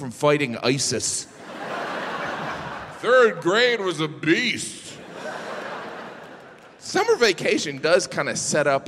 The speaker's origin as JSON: {"language": "English", "region": "Midwest", "country": "United States", "said": "I'm from the Midwest"}